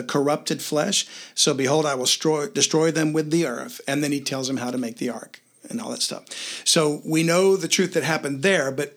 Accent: Louisiana, United States; I'm from Louisiana

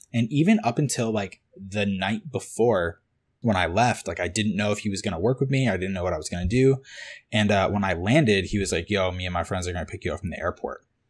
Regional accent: Cape Cod, Massachusetts, United States; moved away as an adult; also born or lived in Boston; now in Los Angeles, United States; I grew up on this little island called Cape Cod

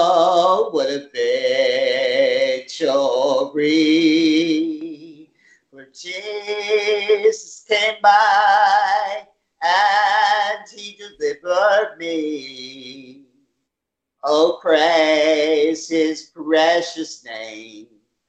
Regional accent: California, United States; born there; I was born in Lidway, close to Los Angeles.

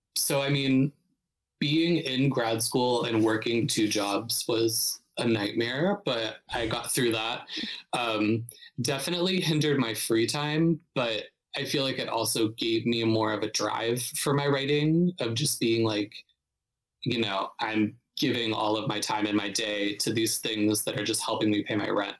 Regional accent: Youngstown, Ohio, United States; moved away as an adult; now in Brooklyn, United States; I'm from Northeast Ohio, so I'm from a smaller city called Youngstown, which is like about an hour south of Cleveland

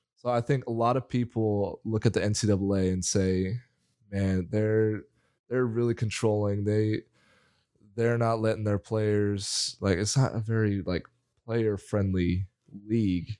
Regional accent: Spokane, Washington, United States; I am from Spokane, Washington

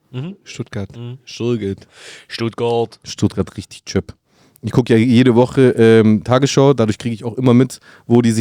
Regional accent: Brindisi, Apulia, Italy; weil die in Brindisi, meiner Heimatstadt, gespielt haben mit der U21

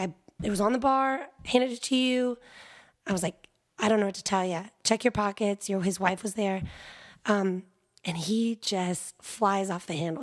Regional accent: South Carolina, United States; moved away as an adult; now in Austin, United States; I grew up in South Carolina and I started college there

